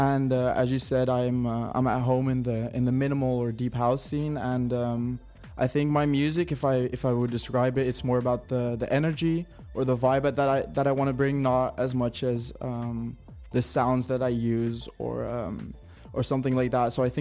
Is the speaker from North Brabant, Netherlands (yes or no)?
yes; Helmond, North Brabant, Netherlands; moved away as an adult; now in Rotterdam, Netherlands; I'm a producer from originally Helmond, which is in the south of the Netherlands. And I've been living in Rotterdam now for about a year.